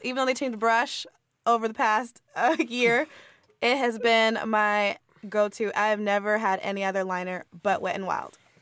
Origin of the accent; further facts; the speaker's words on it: Southern California, United States; I'm from SoCal, so I went to um, a middle school that was predominantly white